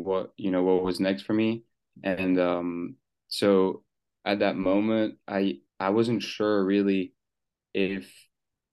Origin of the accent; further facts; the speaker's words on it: Switzerland; moved away as an adult; now in United States; So yeah, I was born in Switzerland. My dad is from Senegal. He moved there when he was 16, and my mom was born in Switzerland.